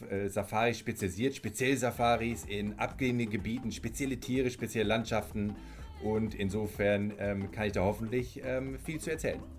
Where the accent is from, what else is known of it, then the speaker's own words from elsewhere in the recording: Ghana; also born or lived in Bonn, Germany / Zambia; now in South Africa; ich bin in Bonn geboren in Deutschland, habe viele Jahre in Afrika verbracht, bin in, in Ghana als Kind habe ich gelebt, in Sambia viele Jahre, mittlerweile in Südafrika